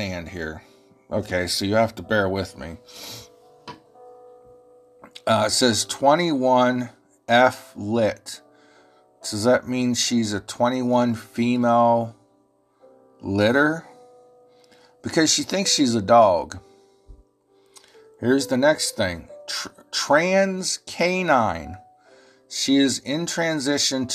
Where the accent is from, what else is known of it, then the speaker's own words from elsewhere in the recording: Ohio, United States; accent: Ohio; I know my Ohio accent confuses y'all sometimes